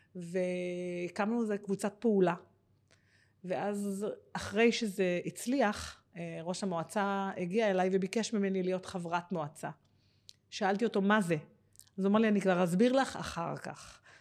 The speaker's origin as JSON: {"language": "Hebrew", "town": "Givatayim", "region": "Tel Aviv District", "country": "Israel", "tie": "born or raised there", "moved": "as an adult", "lives_now": "Ganei Tikva, Israel", "said": "נולדתי בגבעתיים, אני בת, אה, יש לי עוד שלוש אחיות, אה, גדלתי"}